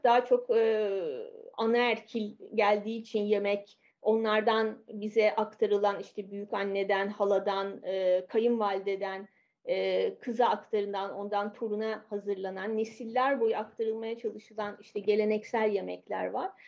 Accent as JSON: {"language": "Turkish", "region": "Istanbul", "country": "Turkey", "tie": "born or raised there", "moved": "as an adult", "lives_now": "Paris, France", "said": "İstanbul'da doğdum, büyüdüm."}